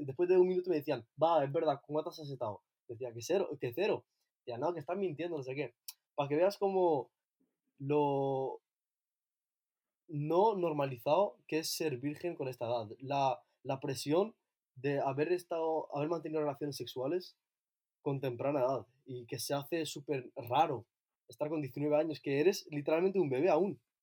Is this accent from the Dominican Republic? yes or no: no; Ibiza, Balearic Islands, Spain; also born or lived in Asilah, Morocco; now in Barcelona, Spain; vivo en Barcelona, aunque soy de Ibiza, y soy eh, de Azaila, en Marruecos.